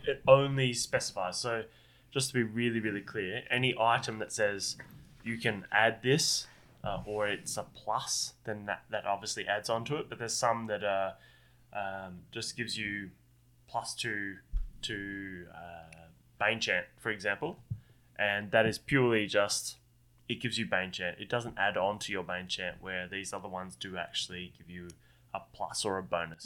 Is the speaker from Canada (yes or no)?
no; Australia; I'm Australian